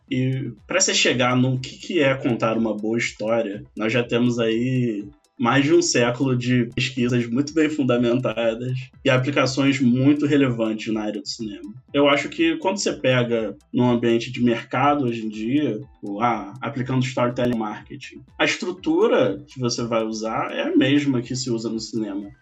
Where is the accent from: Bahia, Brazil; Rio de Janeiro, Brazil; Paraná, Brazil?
Rio de Janeiro, Brazil; Niterói; moved away as an adult; now in São Paulo, Brazil; Nasci em Niterói